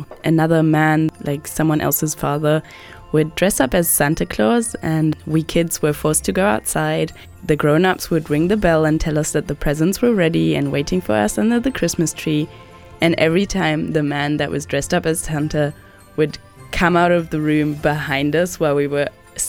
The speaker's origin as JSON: {"language": "English", "country": "Germany", "said": "I'm from Germany."}